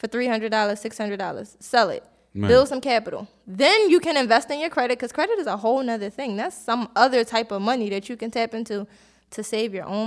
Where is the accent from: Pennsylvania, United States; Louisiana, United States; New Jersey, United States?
Pennsylvania, United States; Philadelphia; I'm from South Philly.